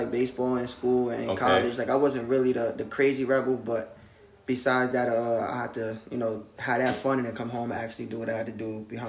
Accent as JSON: {"language": "English", "town": "Yonkers", "region": "New York", "country": "United States", "tie": "born or raised there", "said": "Nah, it's tough. The biggest thing in Yonkers, nobody like to show love."}